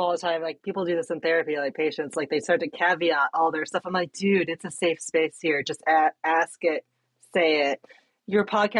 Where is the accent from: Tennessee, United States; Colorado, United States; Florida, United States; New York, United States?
Tennessee, United States; Nashville; now in Chicago, United States; I'm originally from Nashville